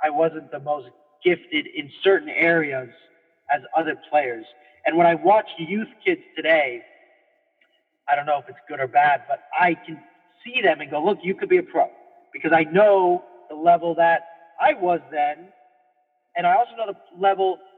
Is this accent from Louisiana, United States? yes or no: no; California, United States